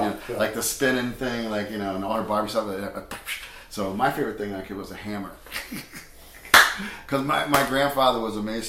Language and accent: English; Long Beach, New Jersey, United States; I'm from the Jersey Shore